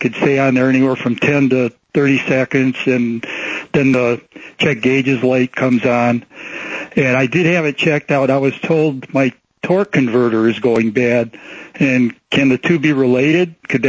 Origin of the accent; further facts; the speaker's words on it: Cleveland, Ohio, United States; now in Mesa, United States; I'm from Cleveland